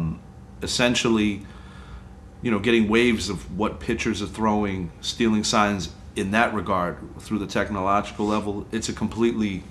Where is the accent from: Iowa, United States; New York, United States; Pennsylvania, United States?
New York, United States; New York City; now in Orlando, United States; I'm from Queens, New York, originally, Far Rockaway, Rockaway Beach